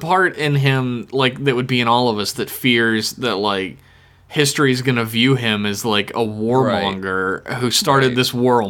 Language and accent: English; United States